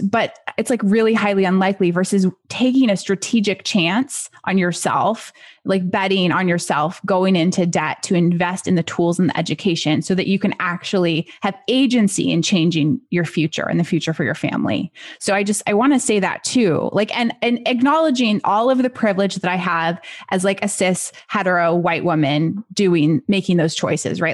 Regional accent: United States; as an American

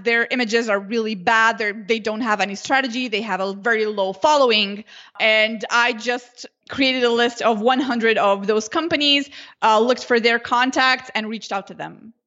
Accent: Slovenia; first language Slovenian; English is a second language; I never wrote Slovenian

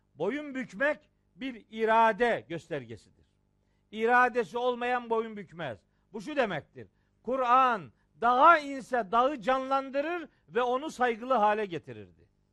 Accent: Trabzon, Turkey; Trabzonluyum ya ben

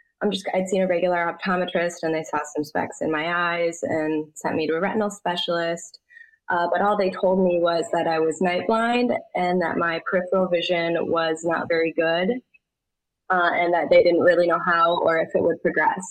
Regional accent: Michigan, United States; I grew up in Michigan

